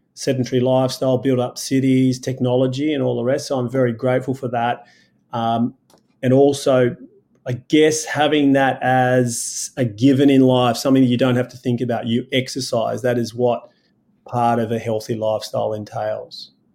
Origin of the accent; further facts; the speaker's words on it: Sydney, New South Wales, Australia; I was born in Sydney, Australia